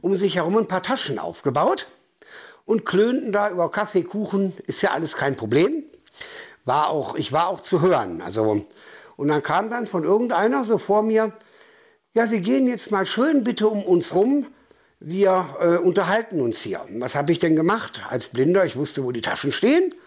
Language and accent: German; Essen, North Rhine-Westphalia, Germany; now in Bautzen, Germany; ich komme nicht aus Sachsen, ich komme mitten aus dem Ruhrpott.